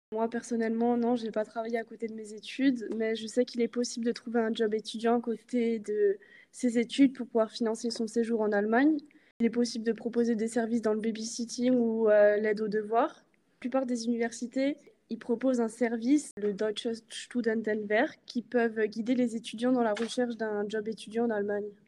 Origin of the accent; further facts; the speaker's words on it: Alsace, Grand Est, France; j'ai 21 ans et je viens d'Alsace